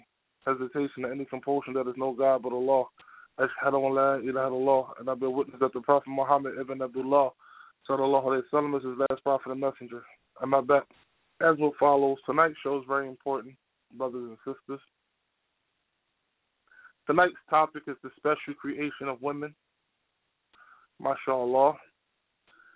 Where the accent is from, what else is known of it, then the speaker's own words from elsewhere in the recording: United States; as a Muslim growing up in America